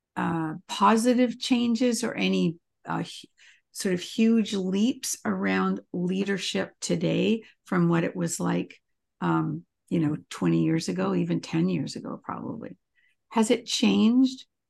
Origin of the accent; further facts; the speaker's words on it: Canada; moved away; I'm Canadian